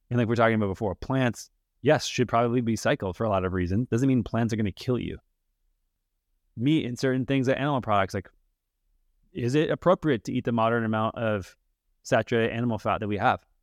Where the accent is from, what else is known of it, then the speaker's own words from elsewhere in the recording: Minnesota, United States; I grew up in Minnesota